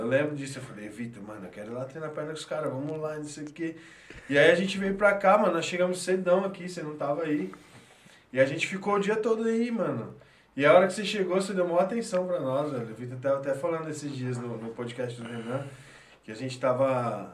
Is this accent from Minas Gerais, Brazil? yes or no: no; Marília, São Paulo, Brazil; moved away; a gente veio lá de Marília